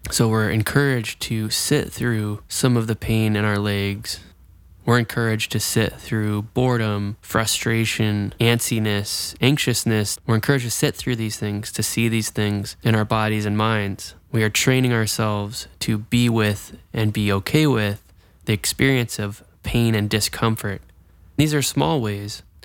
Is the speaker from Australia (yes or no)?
no; Jacksonville, Florida, United States; I'm actually from Jacksonville, Florida